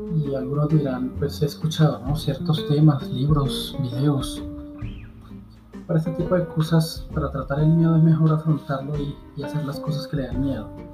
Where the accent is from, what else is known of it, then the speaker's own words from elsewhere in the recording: Colombia; aquí en mi país, en Colombia